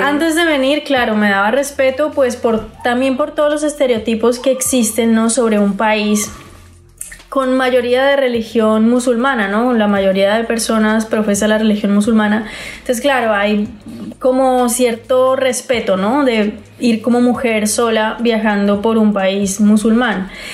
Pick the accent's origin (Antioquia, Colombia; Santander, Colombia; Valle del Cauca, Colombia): Santander, Colombia; yo soy santandereana, entonces será en la tierrita